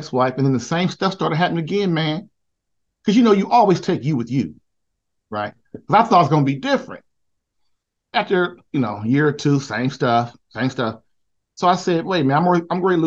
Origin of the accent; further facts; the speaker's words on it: Indianapolis, Indiana, United States; moved away as an adult; I'm from Indianapolis, Indiana.